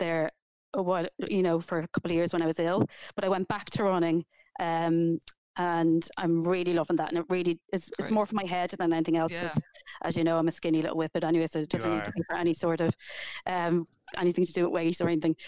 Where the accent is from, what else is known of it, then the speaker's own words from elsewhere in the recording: Dublin, Leinster, Ireland; I grew up in Tala and I left school very young